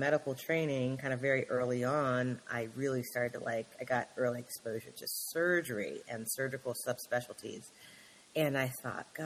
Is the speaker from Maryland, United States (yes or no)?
yes; Lanham, Maryland, United States; also born or lived in Washington, D.C. / North Carolina / Philadelphia; I was born in D.C. And spent all my years growing up in Prince George's County, Lanham native